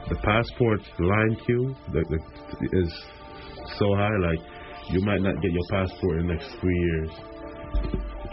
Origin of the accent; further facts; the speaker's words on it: New York, United States; I'm I'm from New York